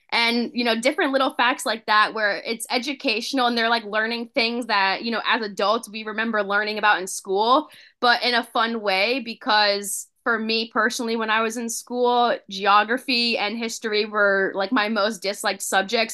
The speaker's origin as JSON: {"language": "English", "town": "Spring Hill", "region": "Florida", "country": "United States", "tie": "born or raised there", "moved": "as an adult", "lives_now": "Connecticut, United States", "said": "I grew up in Florida, born and raised, lived there my whole life up until I graduated from F G C U in twenty eighteen"}